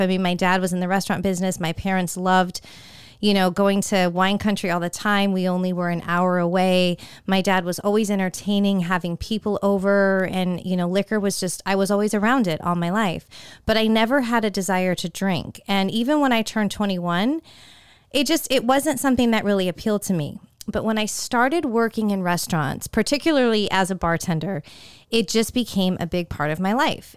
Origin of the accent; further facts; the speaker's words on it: Northern California, United States; moved away as an adult; I grew up in Northern California